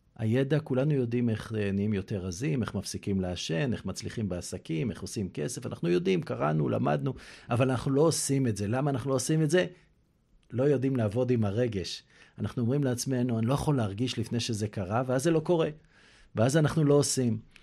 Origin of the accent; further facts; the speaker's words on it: Kfar Netter, Central District, Israel; also born or lived in Eilat / Kiryat Haim / London; now in Herzliya Pituah, Israel; גדלתי בכפר נטר, אבל לא רק בכפר נטר